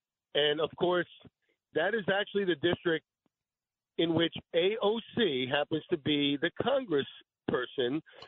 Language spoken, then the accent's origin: English; New York City, New York, United States; now in Rockland County, United States; I grew up in Astoria, Queens, born two blocks from and lived most of my life five blocks from where this horrific murder was perpetrated.